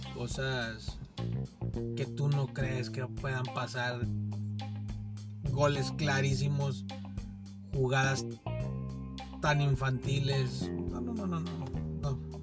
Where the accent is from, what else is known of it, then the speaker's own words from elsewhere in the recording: Mexico; como nosotros mexicanos